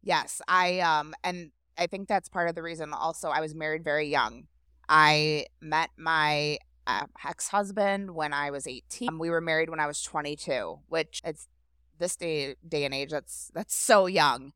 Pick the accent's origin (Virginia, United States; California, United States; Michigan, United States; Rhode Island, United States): Michigan, United States; Grosse Pointe Woods; also born or lived in St. Clair Shores, Michigan; I grew up in Grosse Pointe Woods, which is basically next door to here.